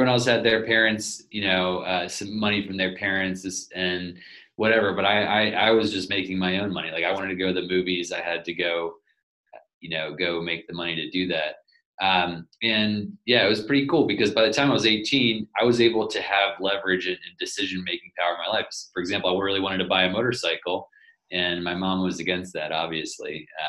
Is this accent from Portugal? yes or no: yes; southern Portugal, Portugal; started off living in a in a one-room house in southern Portugal. And I grew up on a farm there